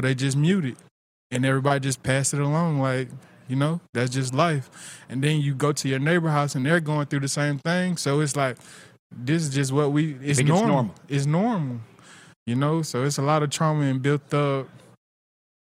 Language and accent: English; Tifton, Georgia, United States; I'm from Tifton. My parents, they were never together.